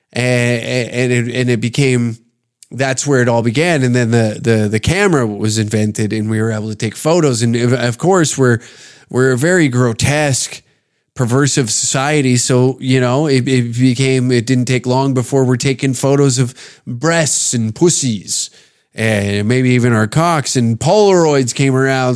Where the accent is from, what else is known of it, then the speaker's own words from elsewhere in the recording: Canada; I'm speaking as a Canadian